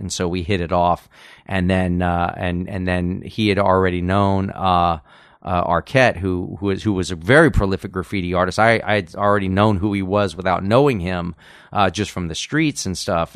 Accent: Los Angeles, California, United States; moved away as an adult; now in Texas, United States; people that I, I grew up with here in Los Angeles from many years back

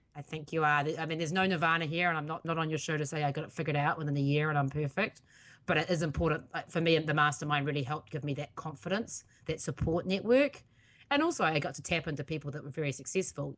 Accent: New Zealand; now in United States; that's originally where I'm from, even though I am also an American citizen.

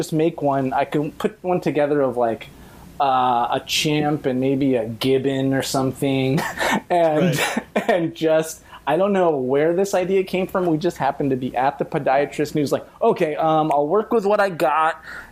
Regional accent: Inglewood, California, United States; I grew up in Inglewood

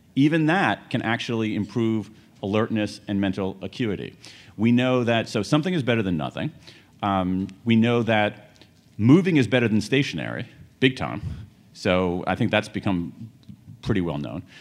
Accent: American Midwest, United States; born or raised there

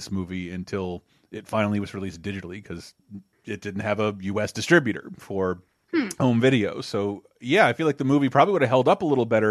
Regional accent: United States; I'm American

